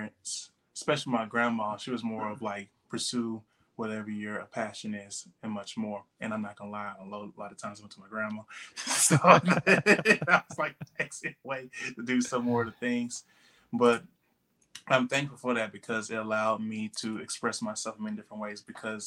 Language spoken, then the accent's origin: English; Huntsville, Texas, United States; moved away as an adult; now in Houston, United States; I grew up in Huntsville, very humble beginnings